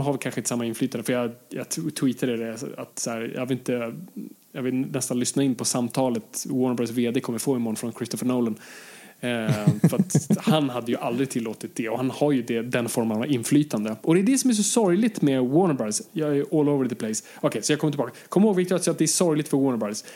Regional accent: Sweden; jag är fortfarande svensk

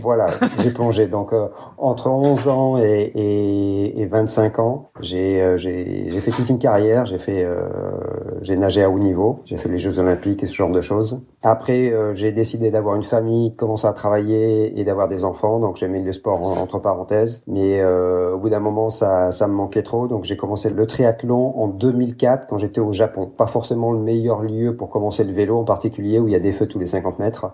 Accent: France; moved away as an adult; also born or lived in United States / Japan / Brazil; now in Belgium; je suis français, grandi en France

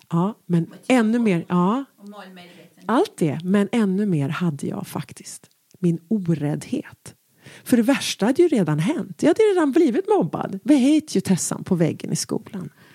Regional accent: Stockholm, Stockholm County, Sweden; där hemma i Enskedevillan

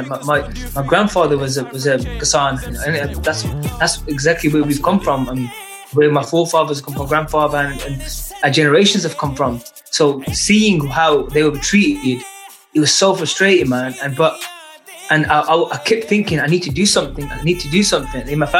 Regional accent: United Kingdom; as a British Punjabi

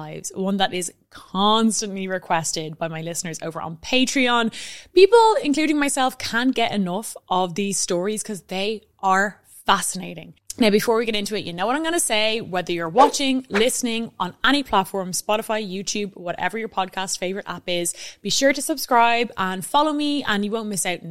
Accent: Ireland; being Irish

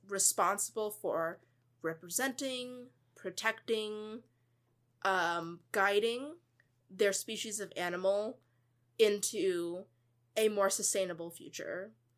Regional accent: United States; as a person and as a Buddhist and as an American

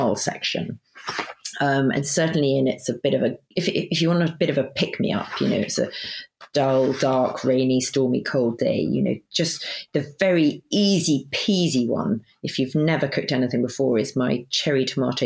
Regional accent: Sussex, South East England, United Kingdom; I grew up in Sussex, just cook Sussex food.

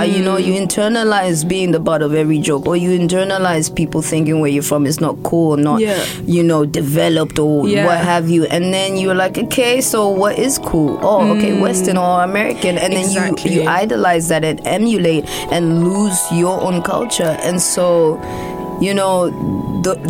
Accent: Botswana; also born or lived in Zambia / United States; now in Australia; I was raised in Botswana

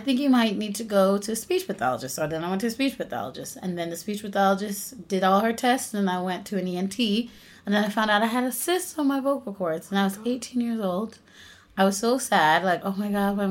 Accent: North Carolina, United States; I was raised in North Carolina in a really, really small rural town.

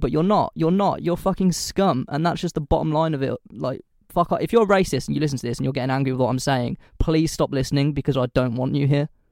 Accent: United Kingdom; I say this as a British person

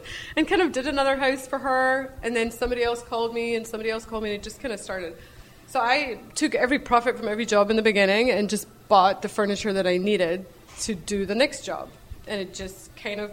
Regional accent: Scotland, United Kingdom; moved away; I grew up in Scotland. You can probably hear my accent.

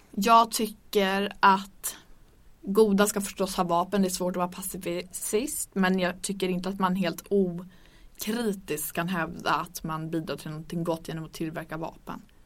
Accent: Örnsköldsvik, Västernorrland County, Sweden; Jag kommer från Örnsköldsvik

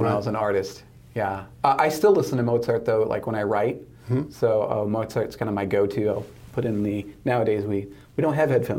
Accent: Michigan, United States; moved away; growing up in Michigan

